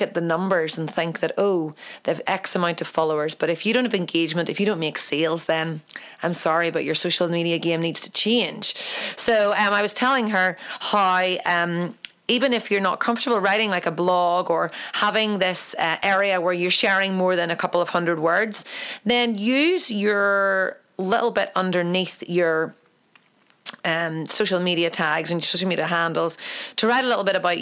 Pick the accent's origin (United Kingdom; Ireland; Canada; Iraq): Ireland; I'm an Irish painter.